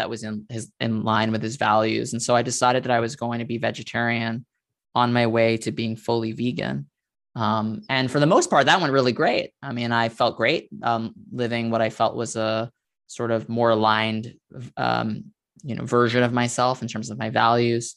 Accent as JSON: {"language": "English", "town": "New York City", "region": "New York", "country": "United States", "tie": "born or raised there", "said": "I grew up in Staten Island, New York"}